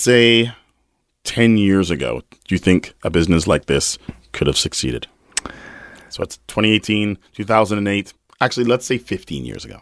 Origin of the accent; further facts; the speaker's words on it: Winnipeg, Manitoba, Canada; I'm totally from Winnipeg